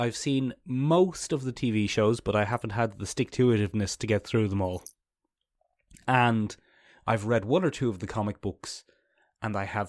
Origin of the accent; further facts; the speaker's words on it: Ireland; Being Irish, it's Boba Fett.